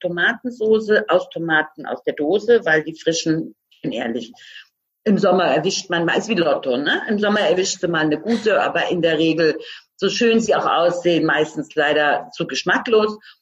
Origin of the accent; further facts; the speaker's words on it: Croatia; now in Germany; ich bin gebürtige Kroatin.